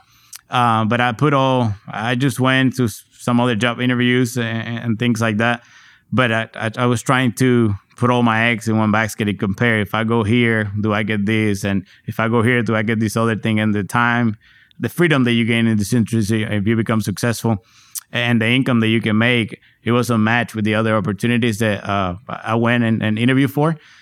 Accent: Puerto Rico; now in San Antonio, United States; growing up in Puerto Rico at the time

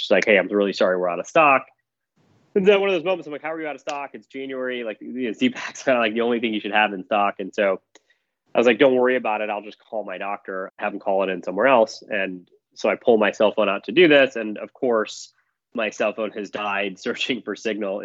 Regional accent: Michigan, United States; moved away as an adult; also born or lived in Philadelphia / New York / London; I grew up in Michigan

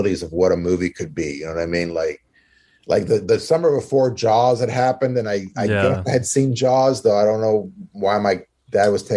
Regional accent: Maryland, United States; I grew up here in Maryland

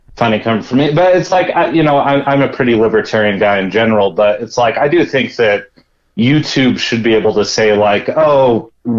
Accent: Seattle, Washington, United States; moved away as an adult; now in Idaho, United States; I'm actually a Seattleite originally.

